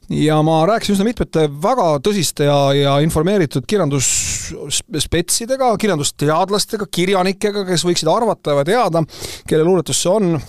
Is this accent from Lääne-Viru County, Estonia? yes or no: no; Tallinn, Harju County, Estonia; moved away as an adult; Tallinn on minu sünnilinn